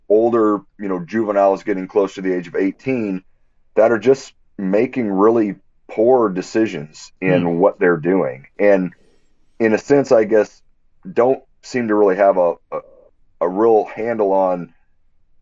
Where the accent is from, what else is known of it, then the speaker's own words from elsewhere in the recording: Quincy, Illinois, United States; this is my hometown. I grew up here